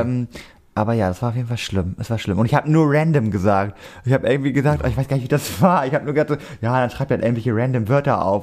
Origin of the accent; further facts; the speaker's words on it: Cuxhaven, Lower Saxony, Germany; moved away; ich komme ja aus Cuxhaven.